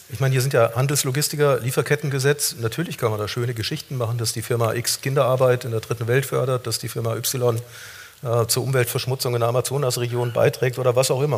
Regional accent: Germany; die wir als Deutsche zu bewältigen haben

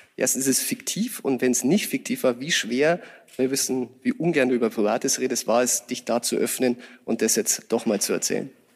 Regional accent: Chiemgau, Bavaria, Germany; Wir kommen beide aus dem Chiemgau

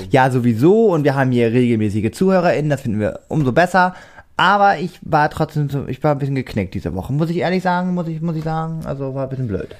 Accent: Germany; ich bin aus Deutschland

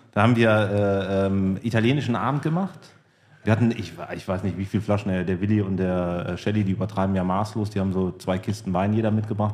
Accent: Cologne, North Rhine-Westphalia, Germany; Komme ja gebürtig aus Köln

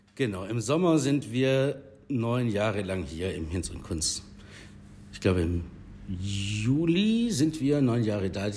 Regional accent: Herrenberg, Baden-Württemberg, Germany; Ich bin tatsächlich gebürtiger Herrenberger. Ich war in der Erhardstraße im Kindi, Pfalzgraf Rudolf Grundschule

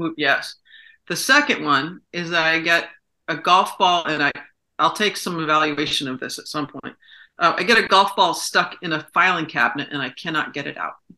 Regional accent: Saratoga Springs, New York, United States; he came to Saratoga, came to my hometown

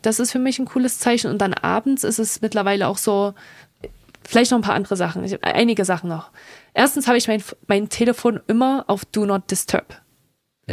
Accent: Germany; moved away as an adult; also born or lived in France / Dublin, Ireland; now in United States; als Europäerin, als Deutsche in Amerika zu leben

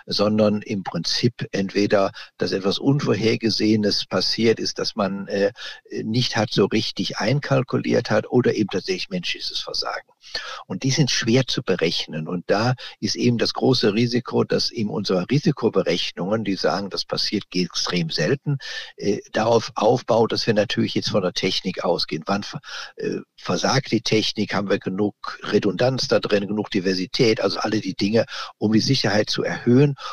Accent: Jülich, North Rhine-Westphalia, Germany; Ich muss dazu sagen, ich komme aus Jülich.

